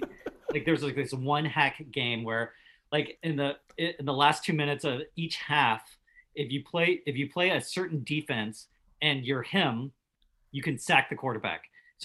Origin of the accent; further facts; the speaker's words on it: Austin, Texas, United States; moved away as an adult; now in Los Angeles, United States; I'm from Texas.